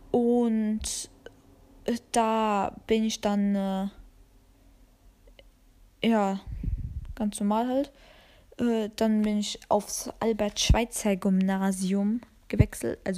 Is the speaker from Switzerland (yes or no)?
no; Albania; Und ich liebe Dragon Ball und bin Albanerin. Ganz wichtig, dass ich Albanerin bin.